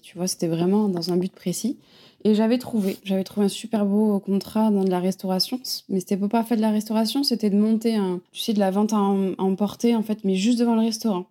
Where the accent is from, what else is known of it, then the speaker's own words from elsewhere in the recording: Montpellier, Occitania, France; moved away as an adult; also born or lived in Paris / Bordeaux; now in Biarritz, France; j'ai grandi à Montpellier, donc je suis vraiment une fille du sud.